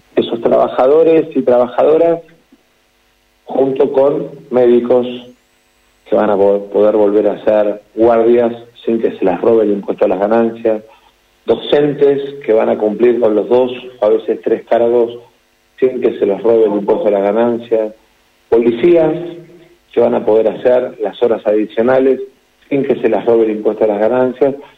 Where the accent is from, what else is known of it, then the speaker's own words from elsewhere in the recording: Argentina; como argentino